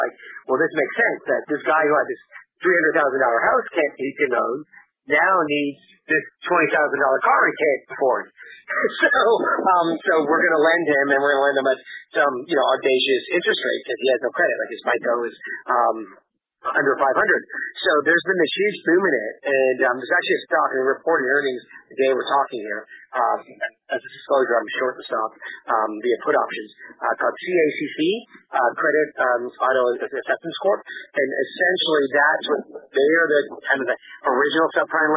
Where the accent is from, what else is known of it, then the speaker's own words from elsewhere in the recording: Canada; moved away; I'm from Canada, and I haven't lived there in years